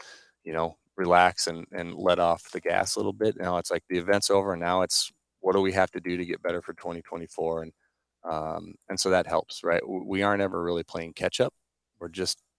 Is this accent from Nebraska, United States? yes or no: yes; Norfolk, Nebraska, United States; went back to my hometown in Norfolk, for a summer job